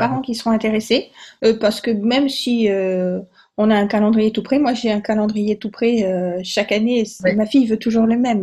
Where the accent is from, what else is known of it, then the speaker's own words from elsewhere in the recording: Provence-Alpes-Côte d'Azur, France; je suis originaire de Provence